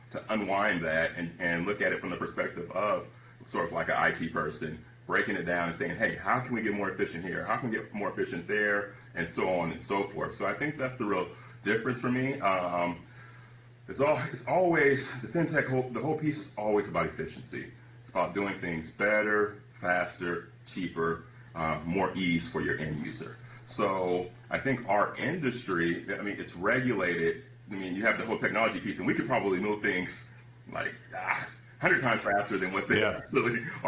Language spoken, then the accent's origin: English; San Francisco Bay Area, California, United States; I'm from the Bay Area, right? Silicon Valley